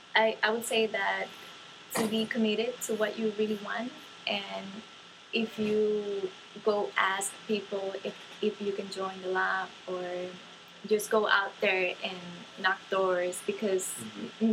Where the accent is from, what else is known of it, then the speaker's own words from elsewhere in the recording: Dominican Republic; moved away; I come from the Dominican Republic